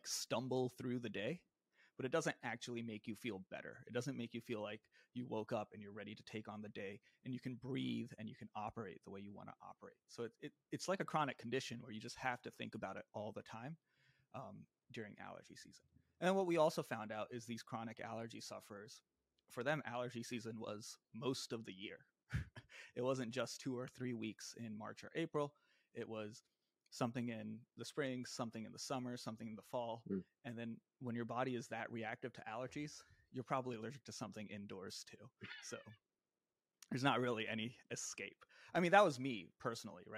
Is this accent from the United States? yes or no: yes; Virginia Beach, Virginia, United States; moved away as an adult; also born or lived in Bay Area, California; now in New York City, United States; I'm from a suburb of Virginia Beach, which is a city about 3 hours south of DC if you're driving. Grew up in Virginia